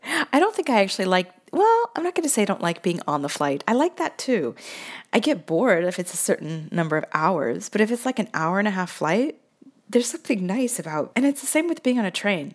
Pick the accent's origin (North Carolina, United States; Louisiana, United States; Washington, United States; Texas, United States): Washington, United States; Seattle; now in Italy; I'm from Seattle